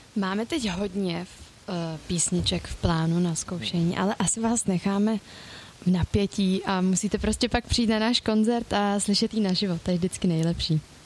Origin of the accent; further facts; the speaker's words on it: Mělník, Central Bohemian Region, Czechia; já teda jsem z Mělníka